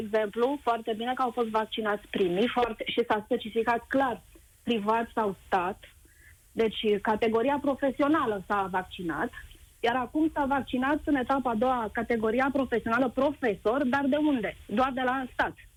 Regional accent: Bucharest, Romania; sunt din București

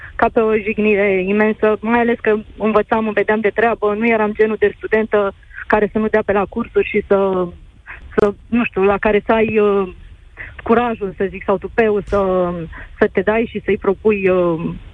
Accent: Moldova; eu sunt din Basarabia

